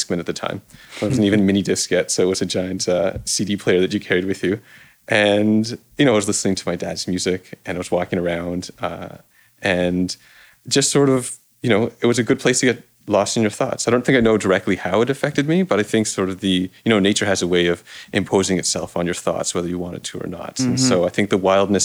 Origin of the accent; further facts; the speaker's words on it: Toronto, Ontario, Canada; I grew up in Toronto, in this little corner between Rosedale and Forest Hill.